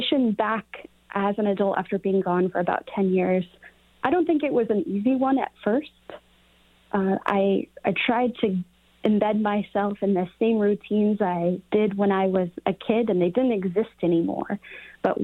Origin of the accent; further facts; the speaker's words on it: Nevada City, California, United States; to have grown up in Nevada County